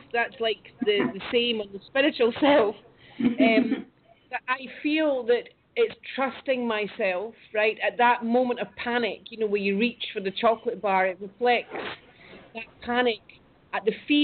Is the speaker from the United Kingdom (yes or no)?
yes; United Kingdom; I moved back up to my hometown to this glorious place